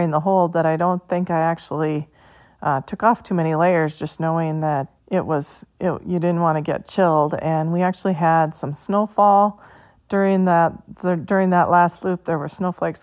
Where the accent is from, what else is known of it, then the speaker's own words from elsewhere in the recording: Minnesota, United States; I'm from Minnesota